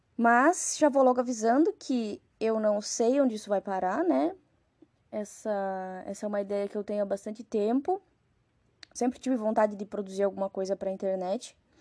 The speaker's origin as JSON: {"language": "Portuguese", "region": "Rio Grande do Sul", "country": "Brazil", "tie": "born or raised there", "moved": "as an adult", "lives_now": "Carapicuíba, Brazil", "said": "sou natural do Rio Grande do Sul"}